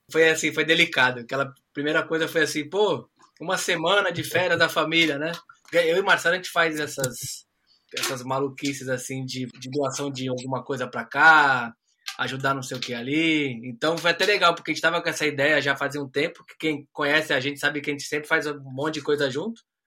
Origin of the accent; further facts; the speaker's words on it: Brazil; now in Australia; como um bom brasileiro